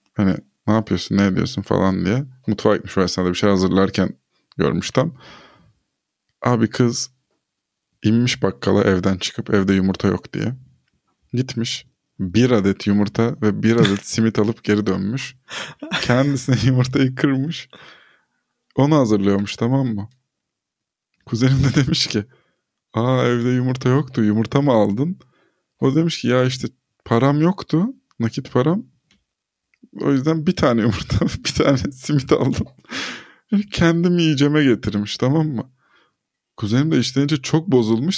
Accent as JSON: {"language": "Turkish", "country": "Turkey"}